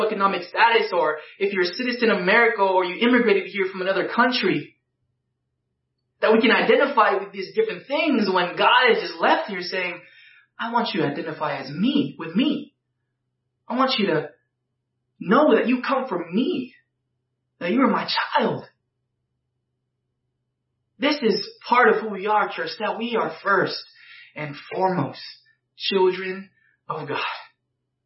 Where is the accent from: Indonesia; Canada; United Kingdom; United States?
Indonesia; I'm not any less of an Indonesian because I'm a disciple of Jesus